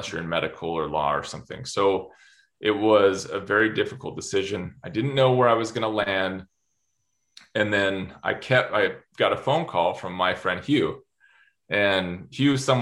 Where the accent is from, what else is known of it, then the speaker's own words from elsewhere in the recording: Utah, United States; moved away as an adult; back to Utah, my home state